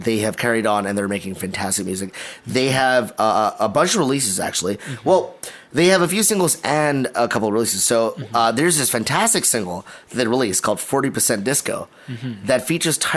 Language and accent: English; Malaysia; as a Malaysian